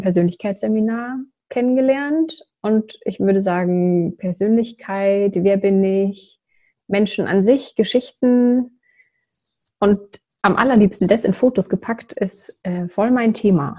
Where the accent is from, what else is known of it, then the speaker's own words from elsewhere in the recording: near Würzburg, Bavaria, Germany; ich komme aus der Nähe vom schönen Würzburg